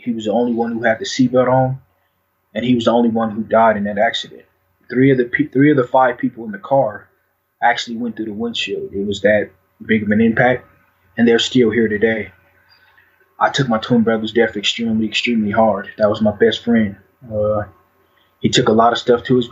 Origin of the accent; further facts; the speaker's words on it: Denver, Colorado, United States; I was born and raised in Denver, Colorado, in a Five Point.